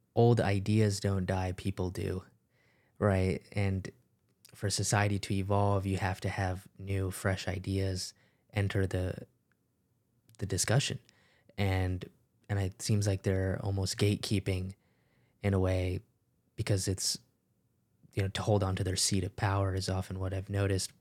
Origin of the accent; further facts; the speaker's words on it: United States; growing up in the United States as an immigrant